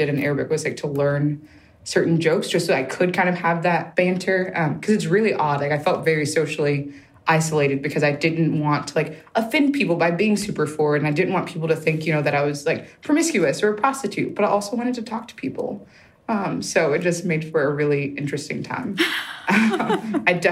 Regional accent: United States; I'm American

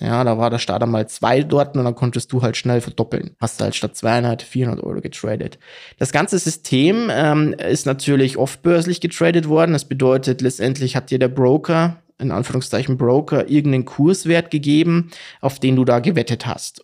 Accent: Bavaria, Germany; ich komme aus Bayern

